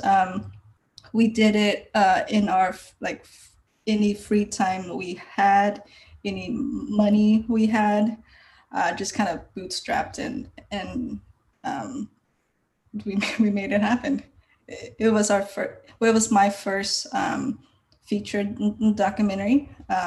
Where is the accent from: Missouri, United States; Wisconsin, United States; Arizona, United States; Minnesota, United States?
Missouri, United States; Kansas City; moved away as an adult; also born or lived in San Francisco; now in Los Angeles, United States; I started when I was 17, back in Kansas City, Missouri